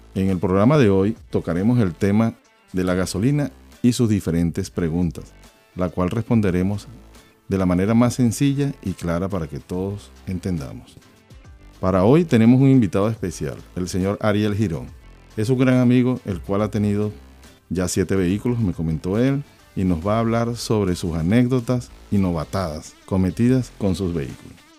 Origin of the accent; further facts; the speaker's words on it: Venezuela; yo soy de Venezuela